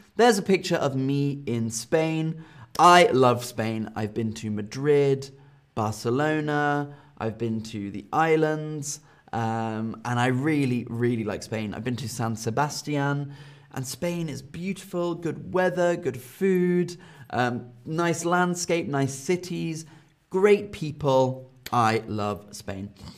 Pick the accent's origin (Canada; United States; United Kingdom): United Kingdom; London; now in Germany; I'm from the United Kingdom. I was born in London.